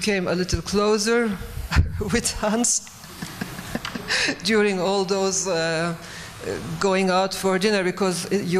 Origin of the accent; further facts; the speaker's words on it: Turkey; I'm coming from Turkey